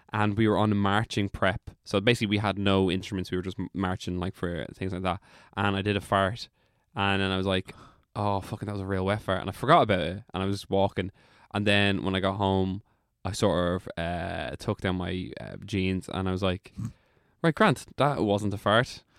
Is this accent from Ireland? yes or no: yes; Drogheda, Leinster, Ireland; accent: Drogheda; that's my Drogheda accent